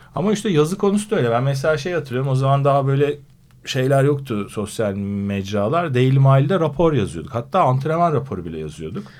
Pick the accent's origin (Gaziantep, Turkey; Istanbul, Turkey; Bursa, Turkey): Istanbul, Turkey; 74 doğumluyum İstanbul.